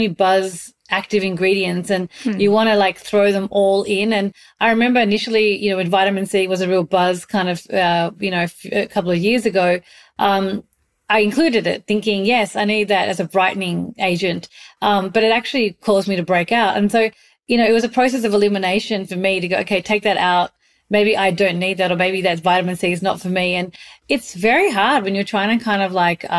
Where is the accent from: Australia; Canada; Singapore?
Australia; moved away; also born or lived in Mumbai, India; I grew up in Australia, but I spent a big chunk of my life in Mumbai